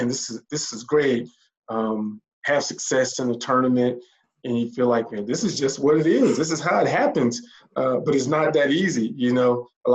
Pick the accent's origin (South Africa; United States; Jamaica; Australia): United States; Starkville, Mississippi; moved away as an adult; also born or lived in Tuscaloosa, Alabama / Indiana; now in North Atlanta metro area, United States; I'm originally from Mississippi, Starkville, Mississippi